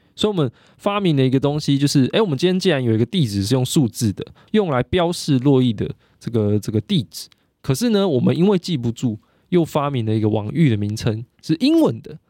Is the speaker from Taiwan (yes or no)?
yes; Taiwan; 我是台湾人欸